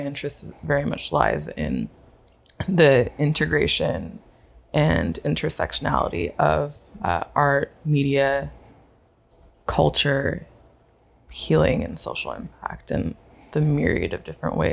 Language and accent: English; the Bay Area, California, United States; now in Brooklyn, United States; If I had to claim a place as home, I'd claim the Bay and the Bay Area, California.